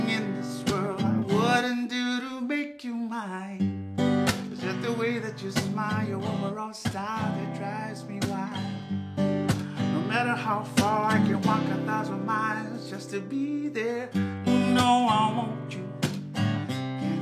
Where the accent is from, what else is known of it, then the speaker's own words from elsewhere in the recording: Fiji; moved away as an adult; also born or lived in Buffalo, New York; now in Ellicottville, United States; I'm originally from Fiji, from Fiji Islands in the South Pacific.